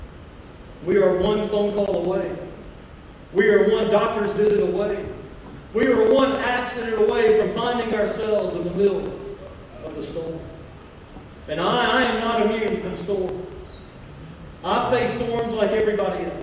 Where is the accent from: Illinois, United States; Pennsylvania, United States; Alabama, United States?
Alabama, United States; Mobile; moved away as an adult; also born or lived in California; growing up in Mobile, Alabama